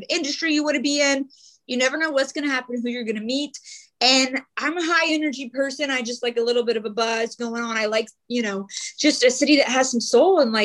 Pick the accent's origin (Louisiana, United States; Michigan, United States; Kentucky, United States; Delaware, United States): Kentucky, United States; Louisville; moved away as an adult; also born or lived in Georgia / New York / Washington, D.C. / Charleston, West Virginia; I'm from Louisville. And for some reason, I don't know, ever since I was a little girl, I'm like, I don't want to live in Louisville